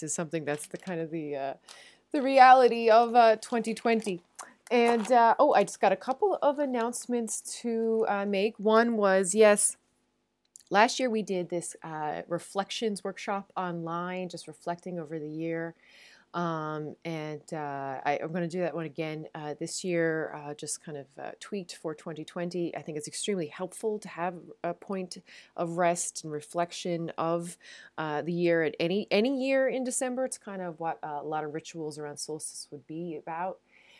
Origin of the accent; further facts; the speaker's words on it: Newfoundland and Labrador, Canada; now in Netherlands; I'm a Newfoundlander and a Canadian coming to you from a city just south of Amsterdam in the Netherlands.